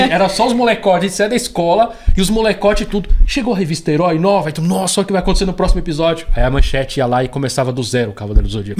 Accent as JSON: {"language": "Portuguese", "region": "São Paulo", "country": "Brazil", "tie": "born or raised there", "said": "eu nasci já no Capão Redondo, então já tenho, já sou cria da, da, da Zona Sul"}